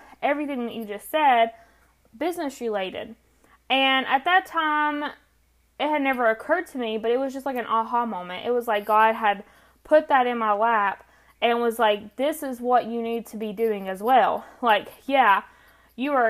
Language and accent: English; North Carolina, United States; accent: country; I am from North Carolina, which explains the country accent